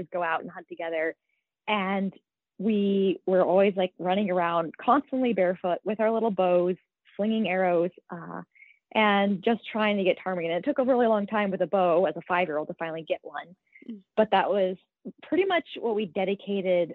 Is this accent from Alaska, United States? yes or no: yes; Alaska Peninsula, United States; I grew up on the Alaskan Peninsula within a wildlife refuge.